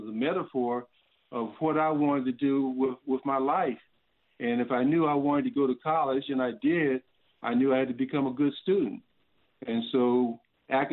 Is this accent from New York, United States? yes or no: no; Columbus, Ohio, United States; moved away as an adult; also born or lived in North Carolina; growing up in Columbus, Ohio